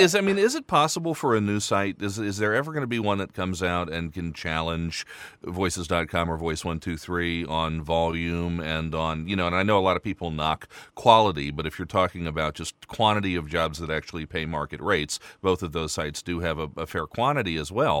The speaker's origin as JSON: {"language": "English", "country": "United States", "moved": "yes", "lives_now": "Luxembourg", "said": "I'm from the States"}